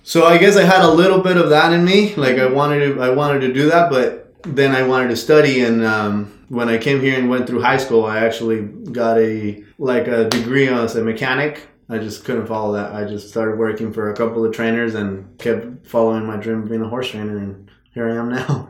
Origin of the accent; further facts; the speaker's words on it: Mexico; moved away as an adult; I was born and raised in Mexico